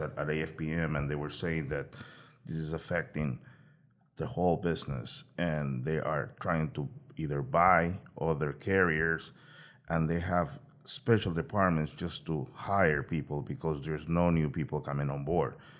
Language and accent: English; Peru; moved away; I'm originally from Peru